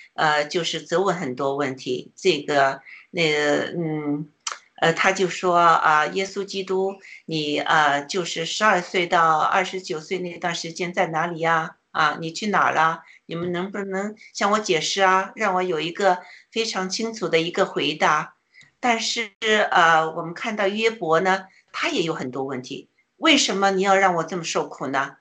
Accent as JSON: {"language": "Chinese", "country": "China", "said": "我们中国人"}